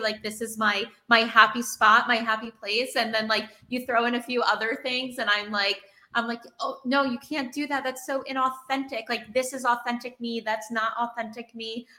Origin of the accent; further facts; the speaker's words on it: New York City, New York, United States; I'm a New Yorker